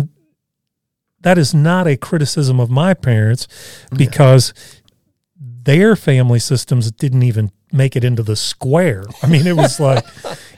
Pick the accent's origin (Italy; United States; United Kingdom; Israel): United States; Evansville, Indiana; moved away; we were still living in my hometown of Evansville at the time